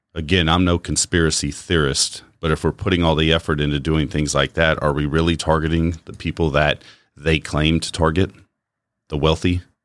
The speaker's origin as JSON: {"language": "English", "country": "United States", "said": "as an American, I've enjoyed the society I've lived in for the bulk of my life"}